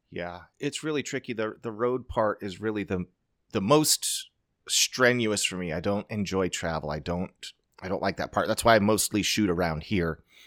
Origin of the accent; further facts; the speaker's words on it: Nampa, Idaho, United States; Snake River Stampede. Being my hometown rodeo